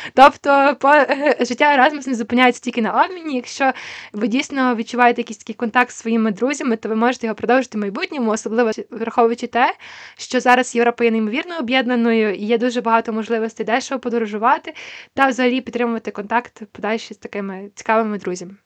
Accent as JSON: {"language": "Ukrainian", "country": "Ukraine", "said": "Я з України"}